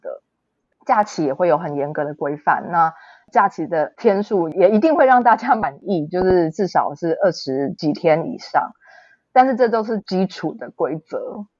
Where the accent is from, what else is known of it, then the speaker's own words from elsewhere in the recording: Taiwan; moved away as an adult; now in Germany; 我也是在台湾土生土长长大的